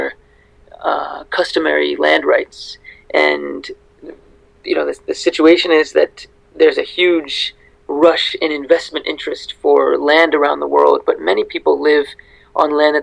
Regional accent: United States; I grew up in the United States

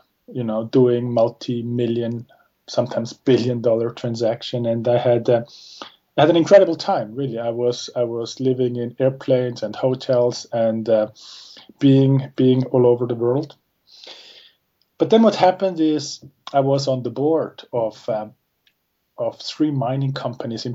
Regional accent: Zurich, Switzerland; I'm from Switzerland. I was born and raised in Zurich.

